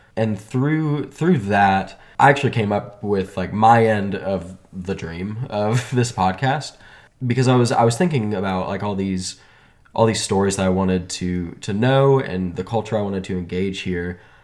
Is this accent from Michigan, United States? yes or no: no; Dallas, Texas, United States; moved away as an adult; also born or lived in Chicago; now in Northwest Arkansas, United States; I was from Dallas, went to school in Chicago